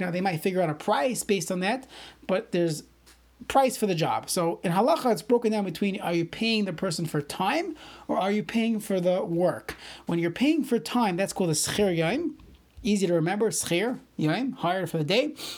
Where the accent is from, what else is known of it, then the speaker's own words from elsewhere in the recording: New York City, New York, United States; I grew up in Brooklyn